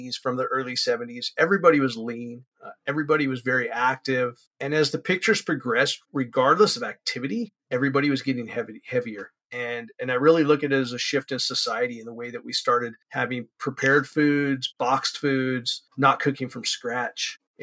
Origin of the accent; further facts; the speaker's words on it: San Francisco Bay Area, California, United States; I'm from California, born and raised here